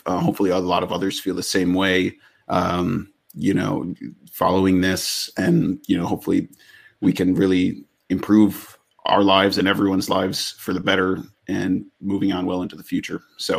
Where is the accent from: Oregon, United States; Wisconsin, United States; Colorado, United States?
Wisconsin, United States; now in Philadelphia, United States; moving to Philadelphia, which is obviously a significantly more diverse city than the, you know, country town I grew up in Wisconsin